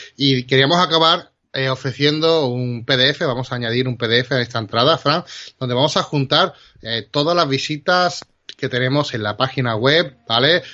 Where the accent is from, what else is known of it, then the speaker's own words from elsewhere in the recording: Spain; trabajamos y somos de aquí de España